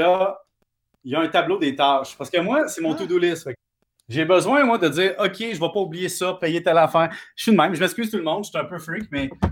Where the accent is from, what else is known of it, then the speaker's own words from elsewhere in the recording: Salaberry-de-Valleyfield, Quebec, Canada; je viens de Valleyfield.